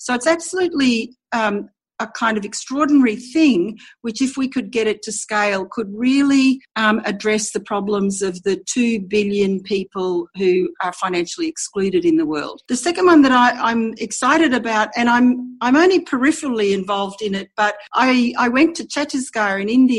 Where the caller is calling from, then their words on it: Brisbane, Queensland, Australia; I'm joining you from Brisbane, Australia.